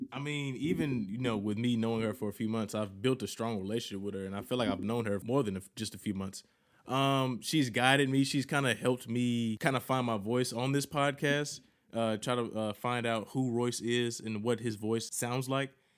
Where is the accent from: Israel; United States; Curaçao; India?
United States; Mississippi; I'm from Mississippi, that's the South